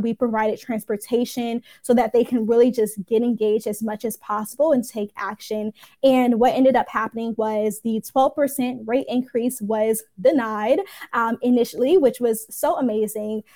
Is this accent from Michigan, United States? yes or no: yes; Detroit, Michigan, United States; now in Atlanta, United States; I'm here in Atlanta, but I'm originally from Detroit